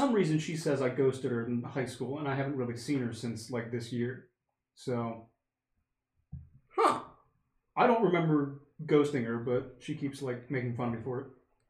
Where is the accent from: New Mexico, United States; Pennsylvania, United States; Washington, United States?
Pennsylvania, United States; Bryn Mawr; born there; I was born on July 9th, 1998, in Bryn Mawr, Pennsylvania, at 10:46 a.m.